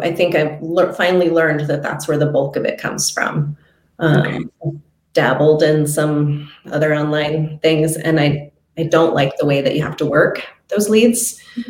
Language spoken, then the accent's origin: English; Eugene, Oregon, United States; I am from Eugene, Oregon. I'm a total native Oregonian